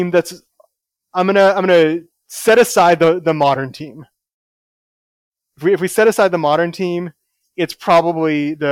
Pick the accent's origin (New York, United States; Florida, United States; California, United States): California, United States; Oakland; born there; So I was uh, I was born in Oakland